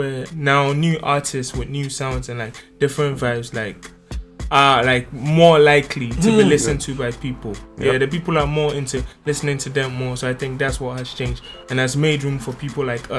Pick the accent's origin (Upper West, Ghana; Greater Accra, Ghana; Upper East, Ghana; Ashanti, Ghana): Greater Accra, Ghana; Tema; Like growing up in Tema was kind of tough. I didn't grow up in like a very good home financially.